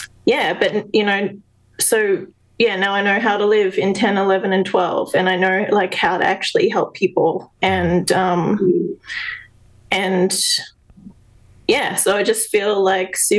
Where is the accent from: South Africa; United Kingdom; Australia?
Australia; also born or lived in South Australia; I'm Australian